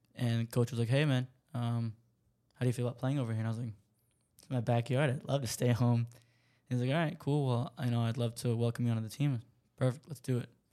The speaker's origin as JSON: {"language": "English", "country": "United States", "said": "I'm an American"}